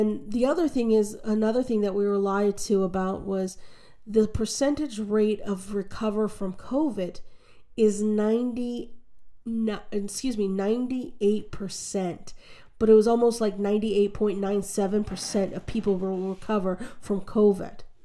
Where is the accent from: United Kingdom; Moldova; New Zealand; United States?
United States; as an American